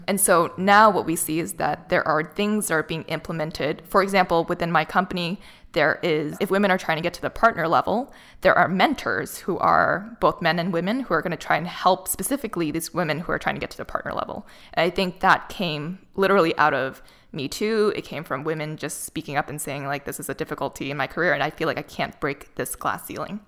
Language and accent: English; Boston, Massachusetts, United States; moved away as an adult; now in Los Angeles, United States; I was in Boston, which is my hometown